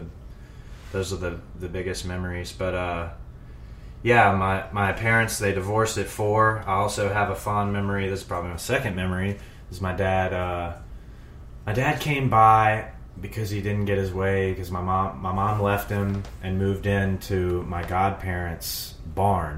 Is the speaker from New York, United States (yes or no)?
no; Zachary, Louisiana, United States; I was born in Zachary, Louisiana, about 40 miles north of Baton Rouge, in a trailer park with my dad